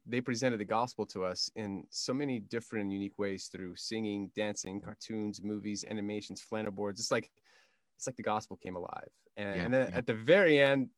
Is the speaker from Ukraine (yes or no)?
yes; Kyiv, Ukraine; I come from Kiev, Ukraine